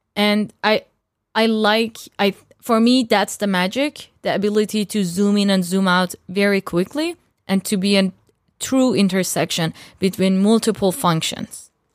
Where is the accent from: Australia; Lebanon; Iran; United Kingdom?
Iran; moved away; I'm from Iran